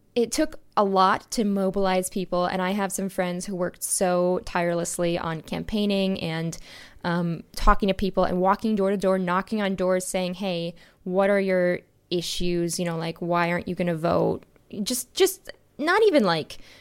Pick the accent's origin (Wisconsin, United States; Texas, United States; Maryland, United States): Wisconsin, United States; Wisconsin has a new governor, my home state